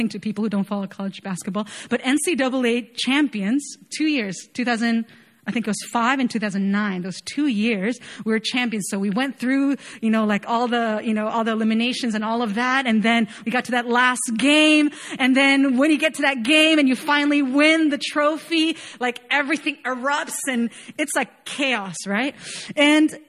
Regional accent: Chile; moved away as an adult; also born or lived in Chapel Hill, North Carolina; I was born and raised in Chile, right? I lived there all my life

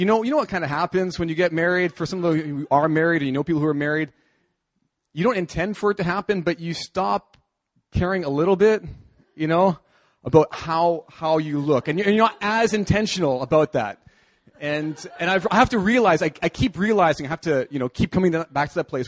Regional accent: Canada; moved away as an adult; now in South Korea; I'm going back to my home country. I'm from Canada

